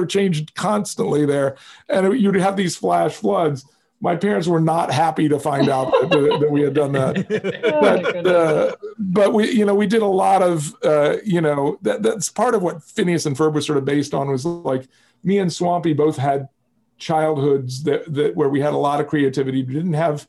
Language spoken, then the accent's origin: English; Mobile, Alabama, United States; I grew up in Mobile, Alabama